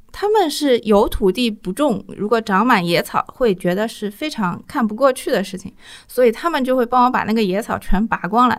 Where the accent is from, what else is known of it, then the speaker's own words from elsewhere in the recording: Shanghai, China; also born or lived in Zhaoqiao Village, Pudong, Shanghai; 因为我小时候是住在上海市区的